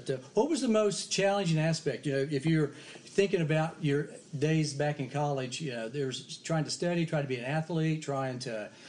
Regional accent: Oklahoma City, Oklahoma, United States; also born or lived in Utah; I'm from Oklahoma what? City, Oklahoma. I'm oh, I'm, I'm an Okie.

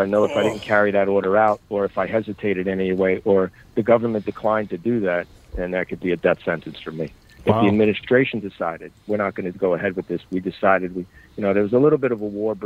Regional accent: Bayonne, New Jersey, United States; I grew up in Bayonne, New Jersey. That's my neighborhood. So I was surrounded by it since birth

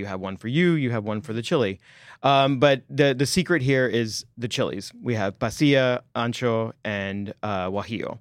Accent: Texas, United States; moved away; because I'm from Texas, we had Frito pie as our school lunch day

